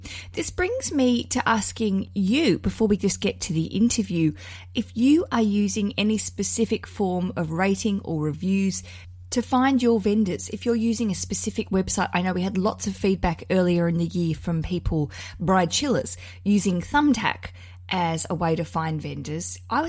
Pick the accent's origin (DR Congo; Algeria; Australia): Australia; accent: Australian; now in United Kingdom; Gosh, I really trade off this Australian accent, so it can't go anywhere. So when we go home to Australia